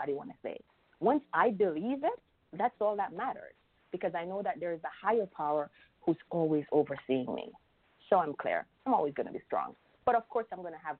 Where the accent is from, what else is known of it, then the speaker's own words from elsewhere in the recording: Jamaica; I'm from Jamaica